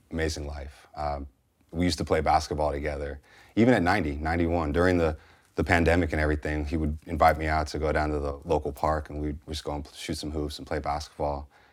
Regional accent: San Francisco Bay Area, California, United States; growing up in San Francisco Bay Area in the, you know, eighties and er, nineties

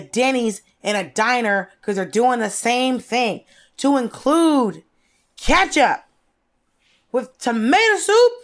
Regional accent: Norcross, Georgia, United States; moved away; also born or lived in Atlanta; I also grew up in the city that is the location of the headquarters of Waffle House. I grew up in North Cross, Georgia

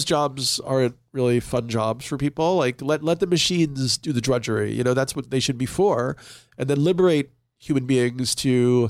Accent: New York, United States; You know, and I'm an urban person. I was from New York.

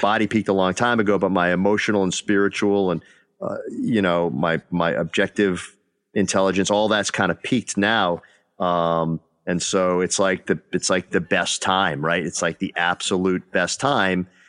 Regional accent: Northeast, United States; moved away; I'm from the Northeast

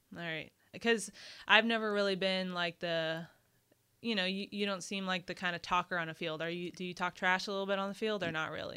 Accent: Texas, United States; now in New Orleans, United States; I'm from Texas

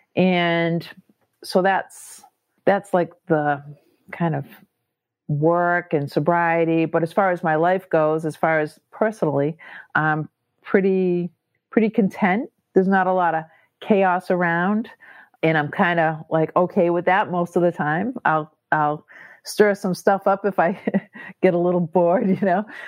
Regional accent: Massachusetts, United States; I'm from Massachusetts

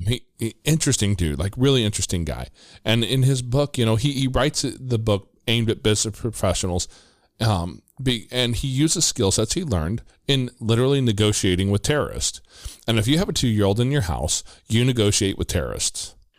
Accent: Midwest, United States; I'm from the Midwest

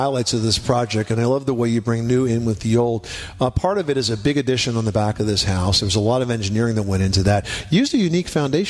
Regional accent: New Jersey, United States; he was born and raised in Jersey, just like me

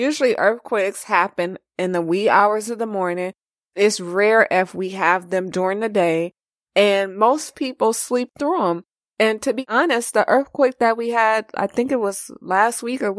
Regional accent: Los Angeles, California, United States; I'm born and raised in Los Angeles.

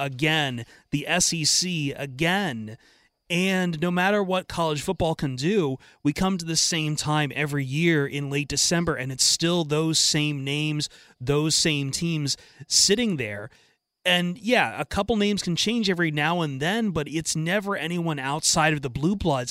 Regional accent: Ohio, United States; moved away as an adult; also born or lived in Los Angeles, California; back home when I was growing up in Ohio

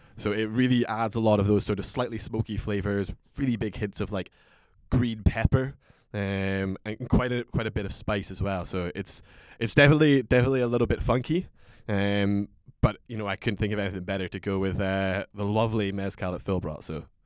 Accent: Aberdeen, Scotland, United Kingdom; moved away as an adult; now in Bangkok, Thailand; working in my hometown of Aberdeen, Scotland

